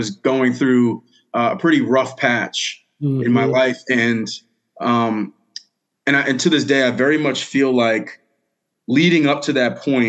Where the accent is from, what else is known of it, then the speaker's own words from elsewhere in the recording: Bellport, New York, United States; So I'm originally from Long Island, New York, grew up in Bellport, smaller town, eastern South Shore, Long Island